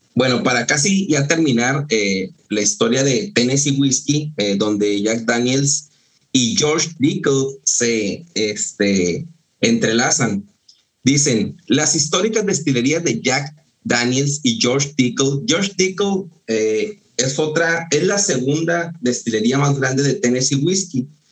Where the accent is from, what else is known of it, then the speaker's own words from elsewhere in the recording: Mexico; yo que soy de, de Ascensión, de La Shona